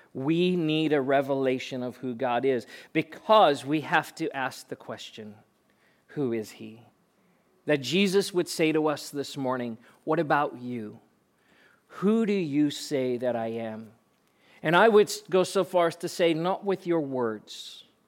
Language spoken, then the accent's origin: English; Pretoria, Gauteng, South Africa; moved away; I was born and raised in South Africa and spent eighteen years of my life growing up in Pretoria